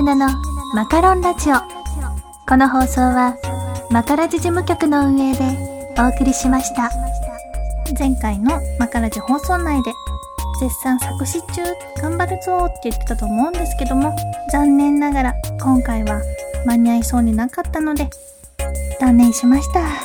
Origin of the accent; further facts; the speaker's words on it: Kyoto, Japan; 京都に住んでる